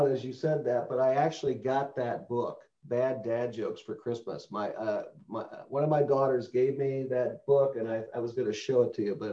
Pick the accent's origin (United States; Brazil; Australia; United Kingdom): United States; Midwest; So I'm a, uh, I'm a Midwesterner, um, lived in a lot of different places, but uh, I, re- I reside in Chicagoland